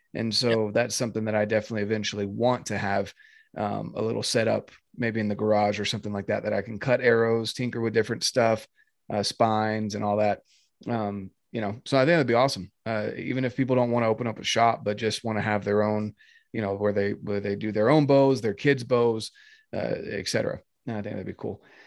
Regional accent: North Carolina, United States; moved away as an adult; now in Utah, United States; I'm from North Carolina, born and raised. Oh yeah. Um, yeah, till I was 18, and that's when I came out to Utah

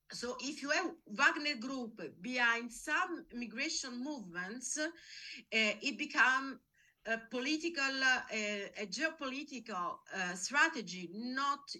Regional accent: Nigeria; I'm not from Angola but I'm from Nigeria.

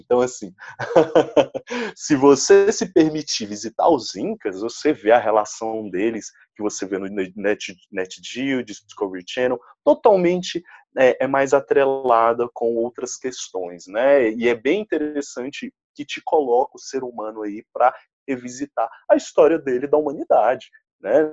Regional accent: Brazil; a gente é brasileiro

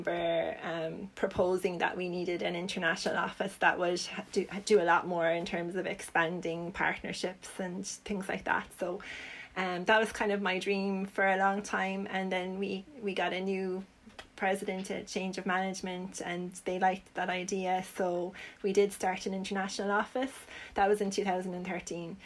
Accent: Limerick, Munster, Ireland; I'm from Limerick myself.

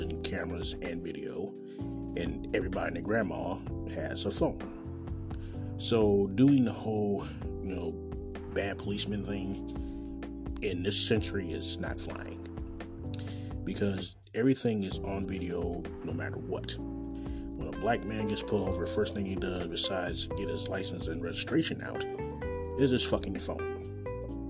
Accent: Kansas City, Missouri, United States; I'm coming live and direct from Kansas City, Missouri, my hometown

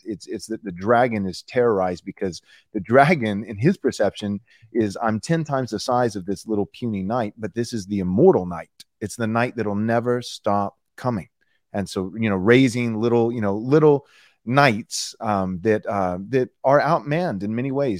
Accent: Texas, United States; moved away as an adult; I was born and raised in Texas

